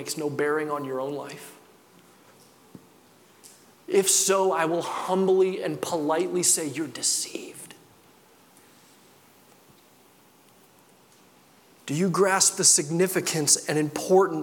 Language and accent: English; Midwest, United States; I grew up in the Midwest.